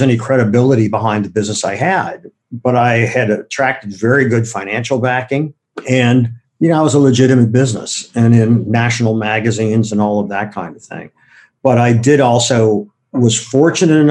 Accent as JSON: {"language": "English", "region": "Ohio", "country": "United States", "tie": "born or raised there", "also_born_or_lived": "Wisconsin / New York", "moved": "yes", "said": "I grew up in Ohio in the suburbs"}